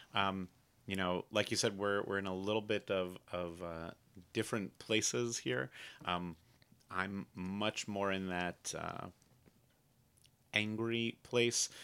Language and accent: English; United States; as an American Jew